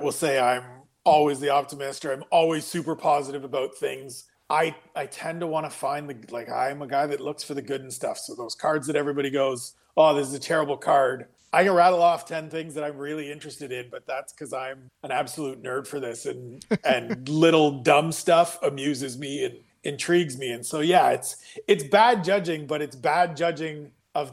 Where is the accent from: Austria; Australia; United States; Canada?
Canada; Ontario; I'm Canadian.